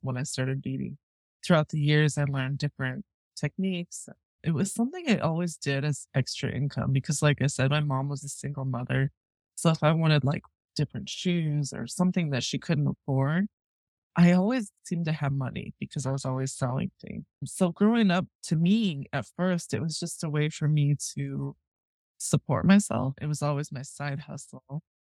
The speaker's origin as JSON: {"language": "English", "town": "Rapid City", "region": "South Dakota", "country": "United States", "tie": "born or raised there", "said": "I grew up in Rapid City, South Dakota"}